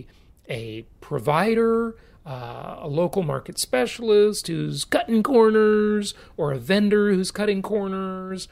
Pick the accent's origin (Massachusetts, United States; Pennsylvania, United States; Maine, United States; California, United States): California, United States; Los Angeles; moved away as an adult; also born or lived in Orange County / Irvine, California; I grew up in Los Angeles.